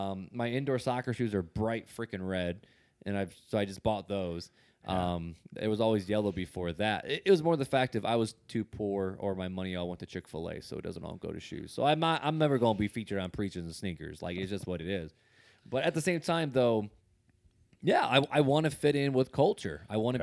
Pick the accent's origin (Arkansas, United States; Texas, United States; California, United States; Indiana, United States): Indiana, United States; Like I grew up in Northwest Indiana, right outside of Gary, which Gary's a very hip hop basketball culture group.